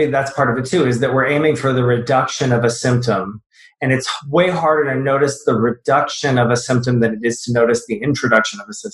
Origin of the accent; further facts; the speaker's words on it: the South, United States; I grew up in the South